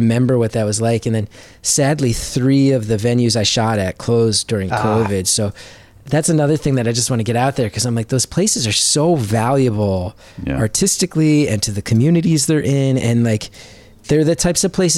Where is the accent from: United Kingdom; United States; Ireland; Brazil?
United States; Northern New Jersey; Northern New Jersey. And I'm like extremely proud